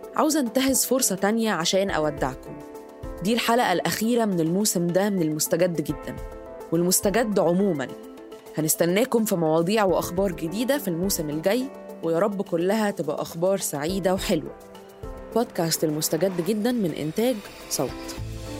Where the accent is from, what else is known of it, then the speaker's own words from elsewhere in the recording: Egypt; كمصرية إن إحنا عندنا تراث عريق